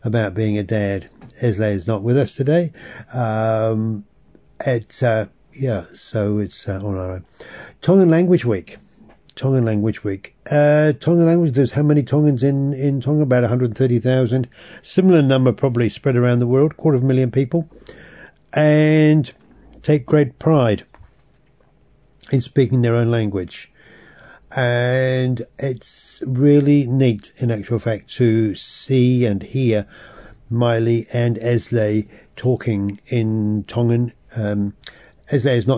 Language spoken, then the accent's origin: English; England, United Kingdom; As a European, as English, or grown up in England